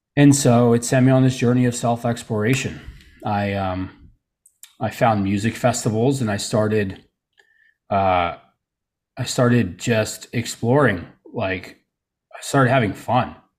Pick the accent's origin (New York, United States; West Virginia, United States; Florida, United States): Florida, United States; Tarpon Springs; also born or lived in Trenton, New Jersey / Allentown, Pennsylvania / Orlando, Florida; now in Saint Petersburg, United States; I grew up most of my life here in Florida.